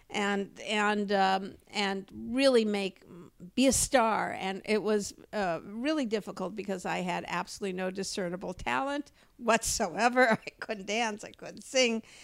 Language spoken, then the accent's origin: English; Los Angeles, California, United States; I grew up growing up in Los Angeles